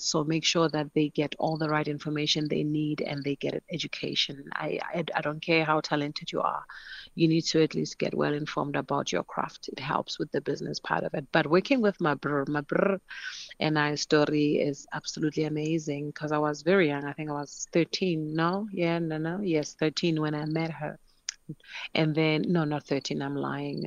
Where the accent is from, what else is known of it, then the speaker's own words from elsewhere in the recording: Polokwane, Limpopo, South Africa; growing up in Polokwane